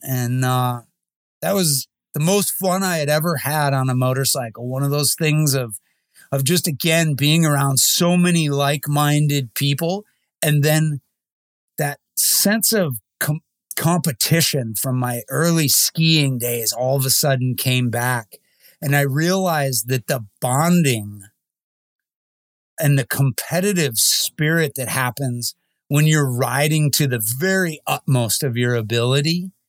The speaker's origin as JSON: {"language": "English", "region": "Midwest", "country": "United States", "tie": "born or raised there", "said": "Even growing up in the Midwest, Sturgis had no interest to me."}